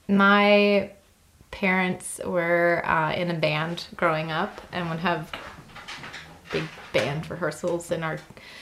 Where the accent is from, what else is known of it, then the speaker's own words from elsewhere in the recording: outside of Boston, Massachusetts, United States; growing up outside of Boston, there was a ton of Irish. So I grew up a lot listening to Irish music